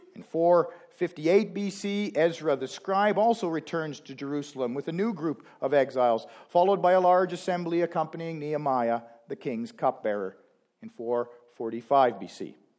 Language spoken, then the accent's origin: English; Canada; now that we are Canadian